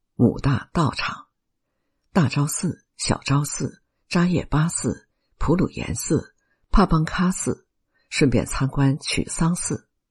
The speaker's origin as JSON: {"language": "Chinese", "country": "China", "also_born_or_lived": "Shanghai", "said": "我们中国人"}